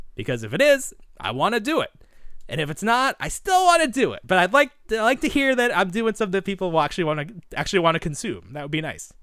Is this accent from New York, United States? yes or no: no; Boston, Massachusetts, United States; I'm from Boston